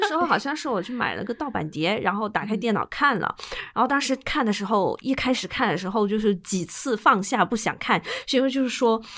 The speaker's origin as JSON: {"language": "Chinese", "region": "southeast coast", "country": "China", "said": "我们是相对长三角之，之外是都 东南沿海封建地段"}